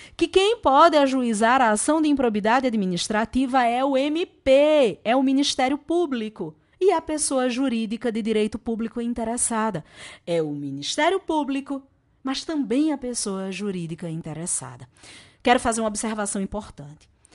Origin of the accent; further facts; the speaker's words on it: Natal, Rio Grande do Norte, Brazil; accent: Natal accent; Eu sou do Nordeste, esse sotaque é lá de Natal e a gente fala mangá